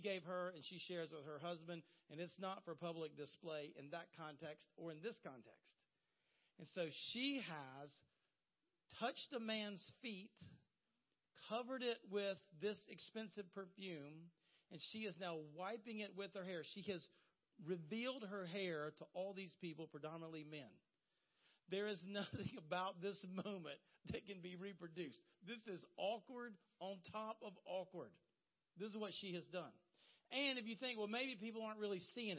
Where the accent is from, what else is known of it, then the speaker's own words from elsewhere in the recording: Horry County, South Carolina, United States; I was raised in Horry County